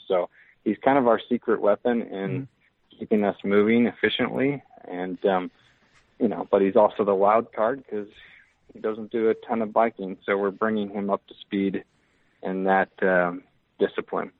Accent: Lawrence, Kansas, United States; moved away as an adult; now in Salt Lake City, United States; I learned the the appreciation for hard work early back mm. in the eastern Kansas area, Lawrence, Kansas

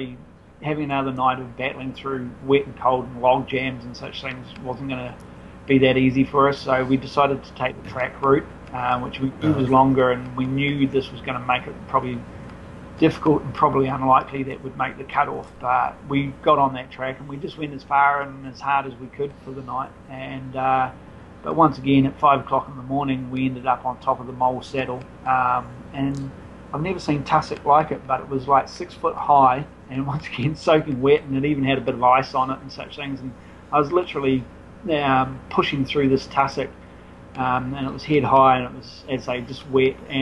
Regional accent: New Zealand; as a Kiwi

